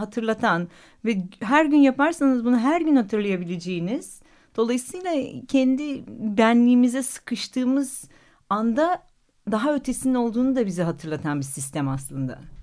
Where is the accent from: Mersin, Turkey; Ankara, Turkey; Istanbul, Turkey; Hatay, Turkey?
Istanbul, Turkey; also born or lived in Gayrettepe, Istanbul; Büyükada'da büyüdüm. Dedemin evinde yaz tatillerini orada geçiriyorduk